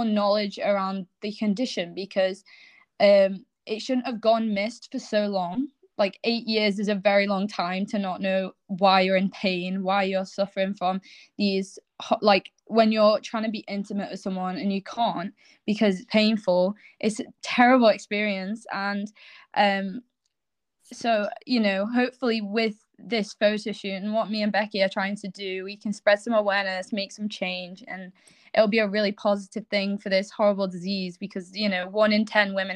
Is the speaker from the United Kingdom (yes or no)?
yes; England, United Kingdom; moved away as an adult; now in Scotland, United Kingdom; I was born in England and grew up in England, and recently I've just moved to Scotland.